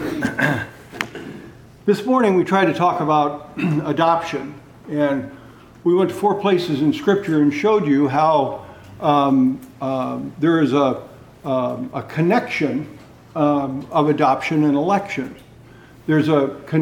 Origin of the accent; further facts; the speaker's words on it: California, United States; I was raised in California